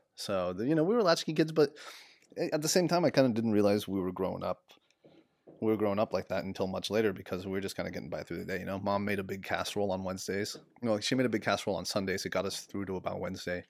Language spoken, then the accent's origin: English; San Diego, California, United States; moved away as an adult; now in Sacramento, United States; I kind of, um, really grew up in, like, California, Southern California, San Diego immigrant culture.